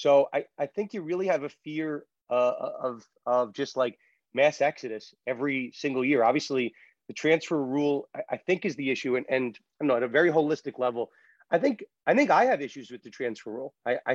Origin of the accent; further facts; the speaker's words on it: New York, United States; I'm from New York.